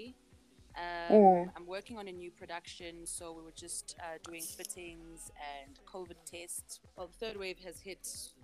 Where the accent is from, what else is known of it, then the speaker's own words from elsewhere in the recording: Johannesburg, Gauteng, South Africa; I was born and bred in Johannesburg